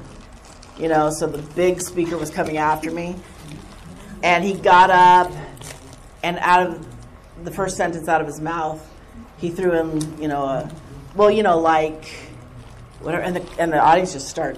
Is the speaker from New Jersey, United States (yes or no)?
no; Southern California, United States; accent: surfer; I grew up in Southern California